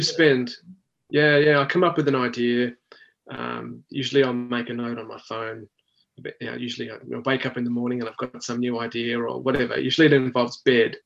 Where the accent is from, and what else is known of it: Australia